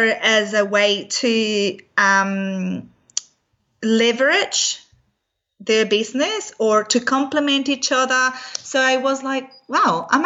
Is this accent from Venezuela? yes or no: yes; Venezuela; moved away; my background is I'm from Venezuela originally